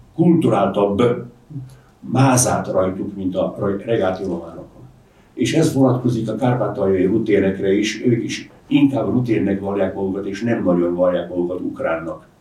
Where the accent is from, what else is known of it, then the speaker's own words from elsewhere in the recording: Zemplén, Košice Region, Slovakia; first language Hungarian; moved away; én Zemplénből származom, a Latorca és a Laborc folyók találkozásánál van az én szülőfalum